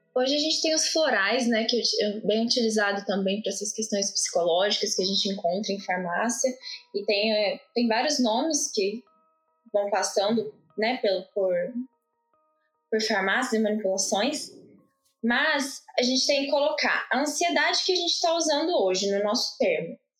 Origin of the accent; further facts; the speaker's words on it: Pouso Alegre, Minas Gerais, Brazil; eu sou aqui de Pouso Alegre